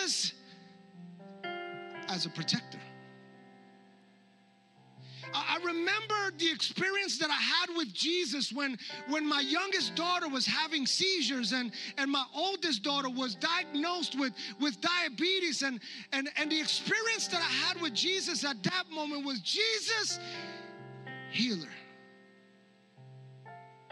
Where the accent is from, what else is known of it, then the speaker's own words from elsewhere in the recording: New York, United States; the church that I grew up in New York